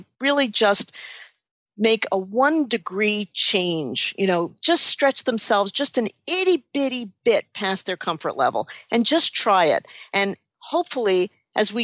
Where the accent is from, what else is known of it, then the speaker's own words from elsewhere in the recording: New York City, New York, United States; I'm from New York City